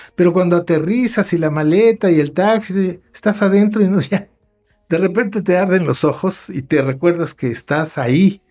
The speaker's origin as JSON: {"language": "Spanish", "country": "Mexico", "said": "millones de hermanos nuestros, anahuacas disfrazados de mestizos, porque aquí no hay mestizaje"}